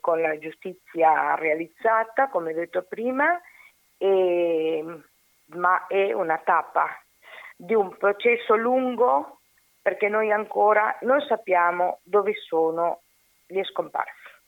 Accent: Uruguay

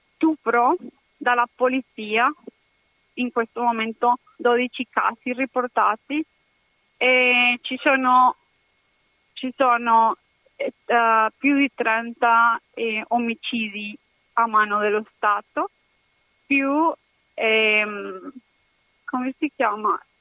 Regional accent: Cali, Valle del Cauca, Colombia; Italian is a second language; now in Padua, Italy; sono colombiana, sono dei Cali e adesso la mia città è colpita

